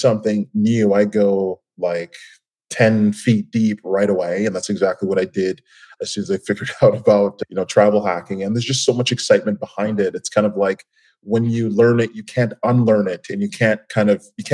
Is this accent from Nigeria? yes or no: yes; Nigeria; now in Toronto, Canada; I'm originally from Nigeria.